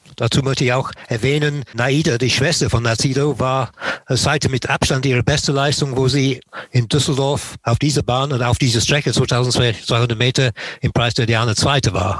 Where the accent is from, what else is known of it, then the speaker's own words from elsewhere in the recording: Nottingham, East Midlands, United Kingdom; German is a second language; moved away; ich bin in Nottingham geboren und aufgewachsen